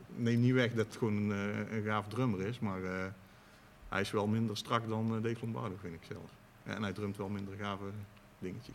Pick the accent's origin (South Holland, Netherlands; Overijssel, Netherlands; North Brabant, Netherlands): North Brabant, Netherlands; Tilburg; ik zelf uit Tilburg kom